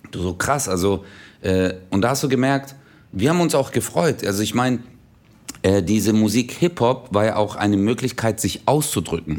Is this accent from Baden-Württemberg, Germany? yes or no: yes; Stuttgart, Baden-Württemberg, Germany; der kleinste Stadtteil von Stuttgart war